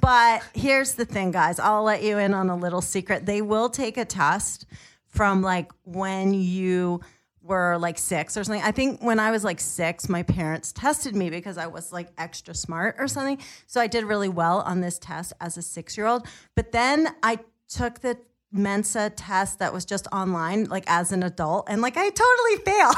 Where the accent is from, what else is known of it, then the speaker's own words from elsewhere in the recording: New York, United States; moved away as an adult; also born or lived in Pennsylvania; now in California, United States; I'm from New York